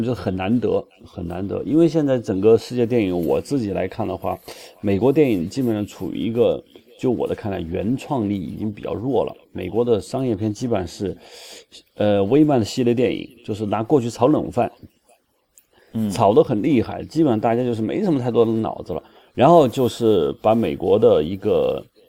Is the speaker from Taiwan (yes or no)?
no; China; 我们内地人